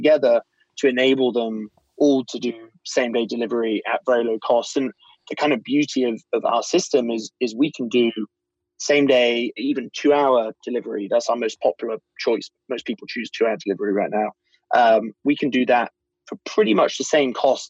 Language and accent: English; United Kingdom; I'm British